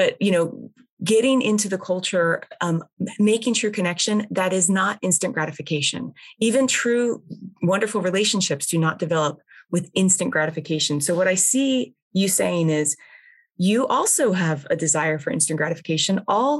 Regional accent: United States; I'm speaking as an American

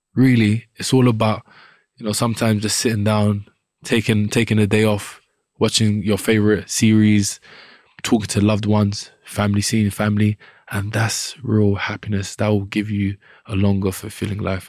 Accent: London, United Kingdom; I grew up in Southeast London, Wharf Road, and around the Peckham and Brixton area.

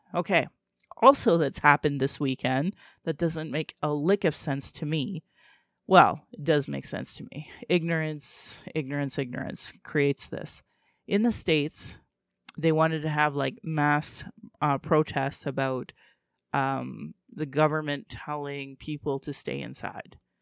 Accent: Calgary, Alberta, Canada; I was born in Calgary, or in Blackfoot, Mokinstus

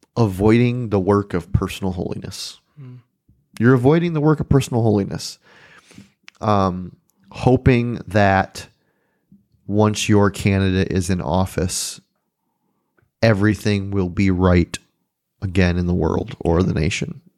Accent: United States; I'm American

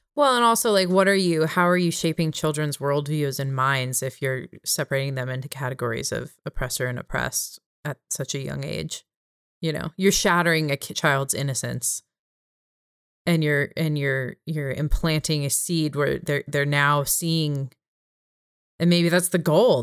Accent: California, United States; my home state of California

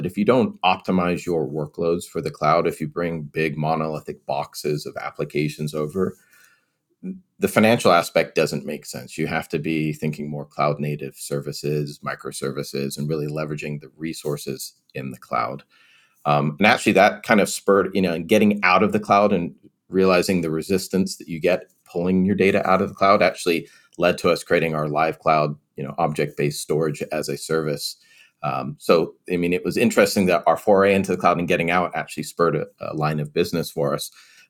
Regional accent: England, United Kingdom; also born or lived in California; now in United States; Now, so I am originally from England, so my parents would probably say data.

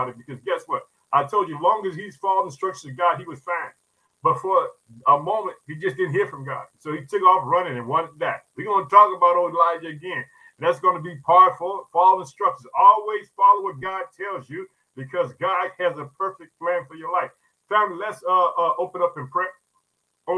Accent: Illinois, United States; also born or lived in Chicago; I like to thank Illinois, which is my home state. I reside in the city of Chicago

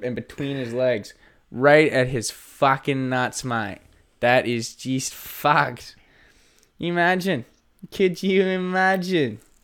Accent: Nova Scotia, Canada; moved away; I am from Nova Scotia.

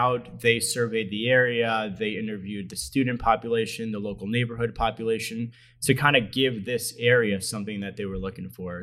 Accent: Allentown, Pennsylvania, United States; I'm from this area, born and raised in Allentown

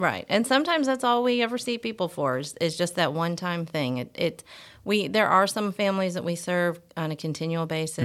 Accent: Michigan, United States; moved away as an adult; I'm actually, uh, from Michigan

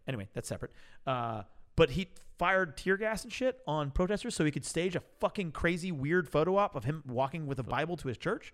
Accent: Oakland, California, United States; I was born in Oakland. I'm an OG

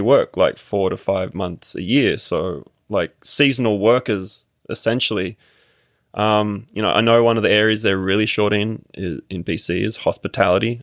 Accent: Sydney, New South Wales, Australia; moved away as an adult; also born or lived in Quebec; now in Canada; I grew up in Sydney

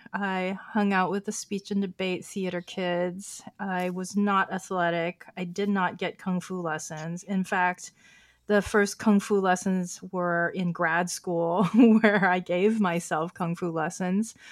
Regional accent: Oakland, California, United States; first language Chinese; English is a second language; also born or lived in San Francisco / New York City / Hong Kong; now in West Hollywood, United States; I grew up in Oakland as a, uh, daughter of Chinese immigrants.

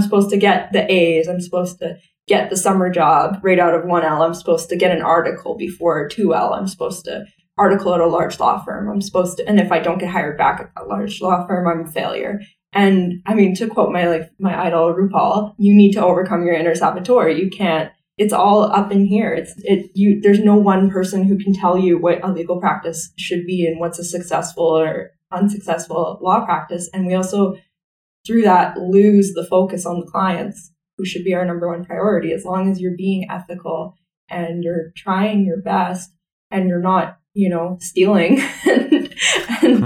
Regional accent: Stony Plain, Alberta, Canada; also born or lived in Calgary / Sherwood Park; My parents moved me to a to the countryside, and um, right. like 20 minutes outside of a small town called Stony Plain. So I grew up. I'm a country girl. I grew up on an acreage.

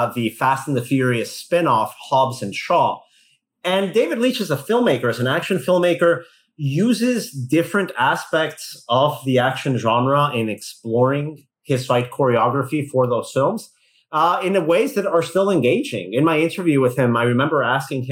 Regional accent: Mexico; moved away; growing up in Mexico

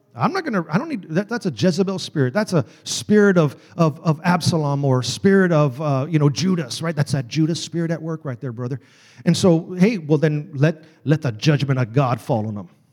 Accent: Texas, United States; I'm from Texas, y'all

